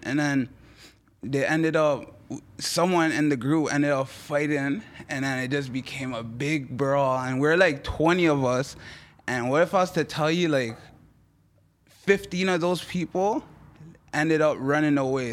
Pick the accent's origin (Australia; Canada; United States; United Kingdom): Canada; Toronto, Ontario; first language French; English is a second language; also born or lived in Montreal; actually born in Montreal, right? And then I moved to Toronto, eh, at three